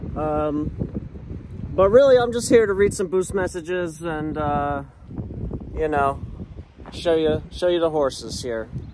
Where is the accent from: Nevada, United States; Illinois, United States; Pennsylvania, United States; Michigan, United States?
Pennsylvania, United States; Philadelphia; I'm from Philly. Shout out to the 215. I'm a long way from home.